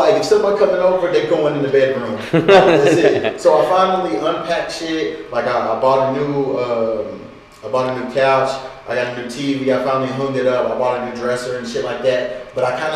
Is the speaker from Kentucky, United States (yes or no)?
yes; Kentucky, United States; moved away as an adult; now in Los Angeles, United States; I'm from Kentucky. I started coming to LA when I was 19